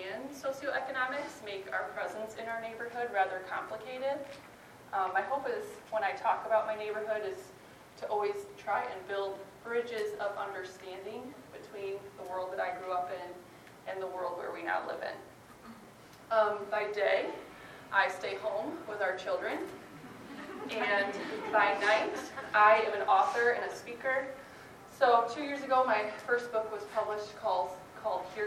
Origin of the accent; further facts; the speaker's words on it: Grand Rapids, Michigan, United States; moved away as an adult; also born or lived in Sioux Center, Iowa / Guatemala / Chicago suburbs, Illinois; now in Milwaukee, United States; I'm originally from Grand Rapids, Michigan